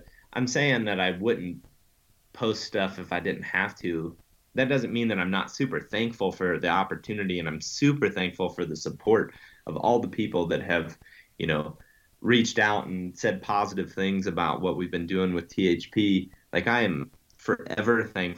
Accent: Western Ohio, United States; moved away; I grew up in Western Ohio

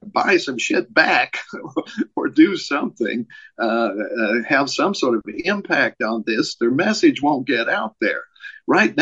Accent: Tennessee, United States; moved away as an adult; also born or lived in Minnesota; I moved back to my hometown in Tennessee from liberal Minnesota

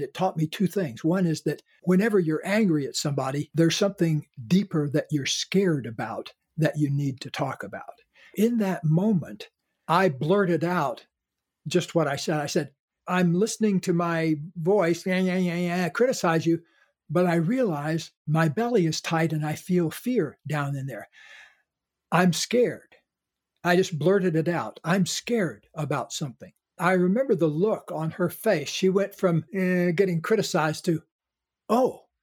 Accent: the South, United States; being born in a Caucasian body growing up in the South.

